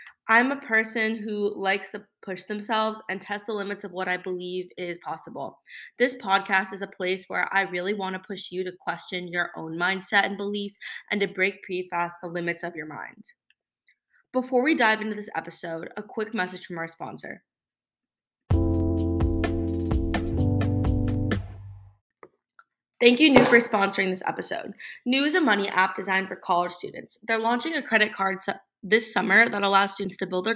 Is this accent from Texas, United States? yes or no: no; South Florida, United States; I grew up in South Florida